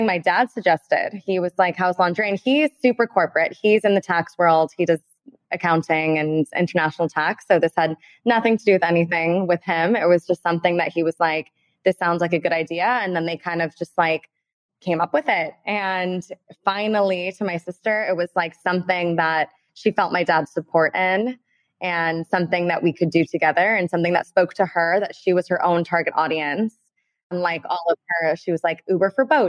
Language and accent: English; Beverly Hills, California, United States; we're born and raised in Beverly Hills